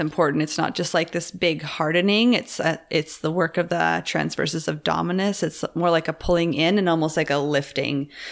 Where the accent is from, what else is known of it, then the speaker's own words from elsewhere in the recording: Campbell River, British Columbia, Canada; moved away; my hometown, Campbell River